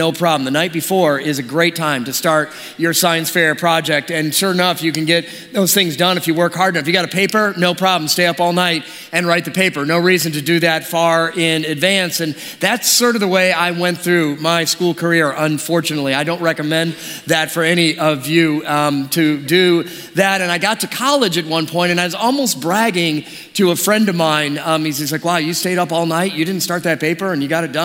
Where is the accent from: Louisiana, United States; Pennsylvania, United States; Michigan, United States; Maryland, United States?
Michigan, United States; Detroit; moved away; also born or lived in California; I grew up in Detroit